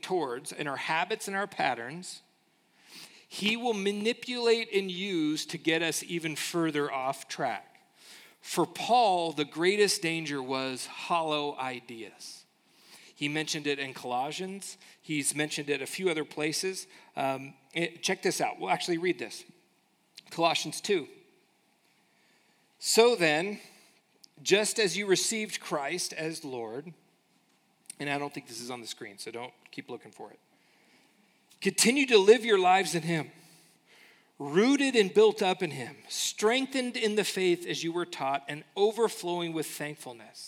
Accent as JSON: {"language": "English", "country": "United States", "said": "us as American citizens"}